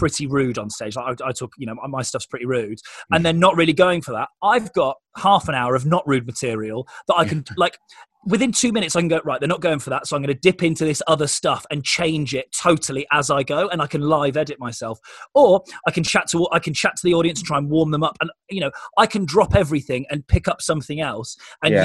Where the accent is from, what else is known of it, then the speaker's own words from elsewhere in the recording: Oxfordshire, South East England, United Kingdom; I grew up in Oxfordshire